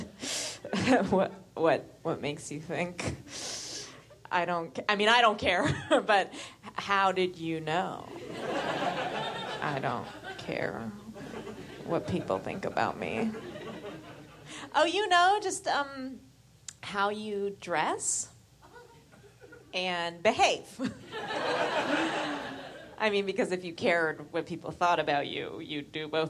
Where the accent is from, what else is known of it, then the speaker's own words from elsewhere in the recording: San Francisco, California, United States; because I'm from San Francisco, my parents just let me